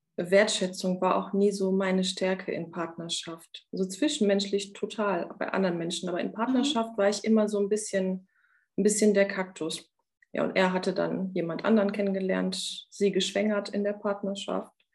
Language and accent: German; Germany; also born or lived in Romania; Als wir nach Deutschland gekommen sind, in der Grundschule